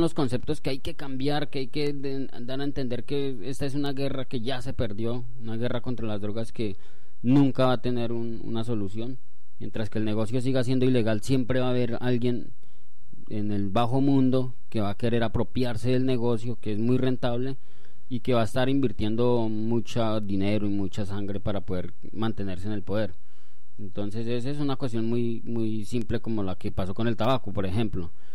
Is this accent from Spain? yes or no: no; Colombia; nuestra verdadera herencia como colombianos